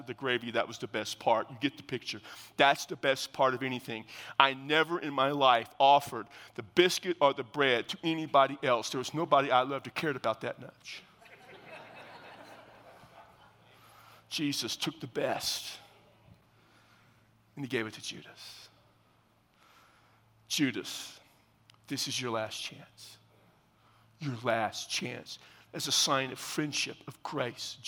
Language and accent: English; South Texas, United States; I am from South Texas, and my mama's mom was an unbelievable country cook